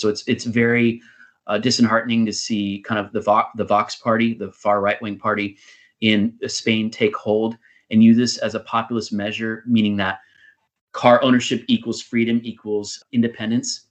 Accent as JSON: {"language": "English", "country": "United States", "moved": "yes", "said": "my home country of of the United States"}